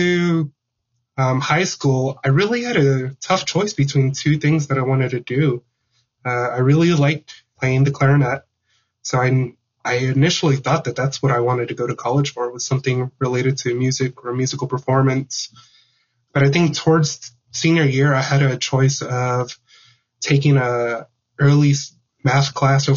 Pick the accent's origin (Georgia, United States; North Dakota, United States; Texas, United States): Texas, United States; Houston; now in Glasgow, Montana, United States; growing up in Houston, Texas, we had our fair share of tropical systems that went through